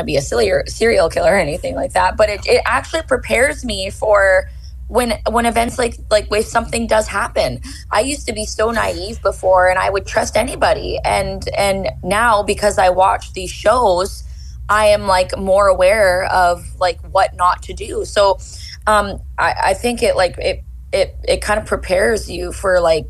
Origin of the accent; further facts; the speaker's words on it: Chetwynd, British Columbia, Canada; now in Kelowna, Canada; I was born and raised in Chetwynd, British Columbia